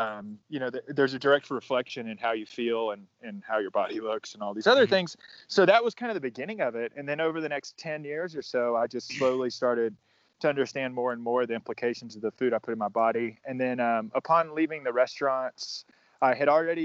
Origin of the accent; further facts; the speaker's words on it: Northeast Georgia, United States; moved away as an adult; also born or lived in Alaska / Austin, Texas; now in Denver, United States; I grew up in Northeast Georgia.